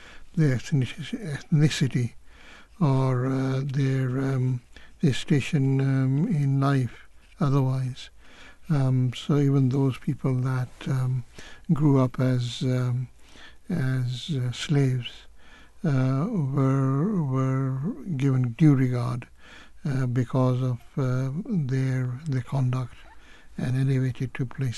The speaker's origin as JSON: {"language": "English", "country": "Kenya", "tie": "born or raised there", "said": "I grew up, I was born in Kenya"}